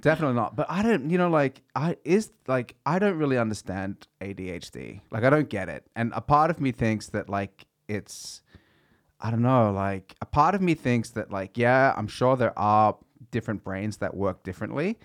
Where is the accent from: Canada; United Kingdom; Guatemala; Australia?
Australia; moved away; I grew up in Australia